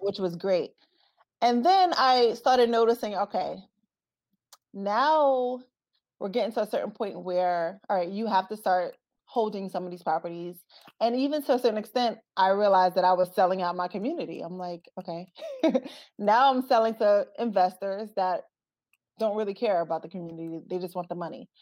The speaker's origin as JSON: {"language": "English", "town": "Brooklyn", "region": "New York", "country": "United States", "tie": "born or raised there", "also_born_or_lived": "Newark, New Jersey", "moved": "yes", "said": "I'm originally from Brooklyn, New York"}